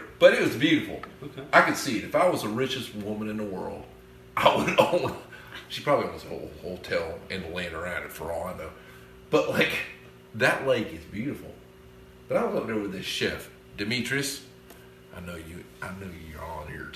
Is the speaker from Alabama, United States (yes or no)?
yes; Alabama, United States; we're from Alabama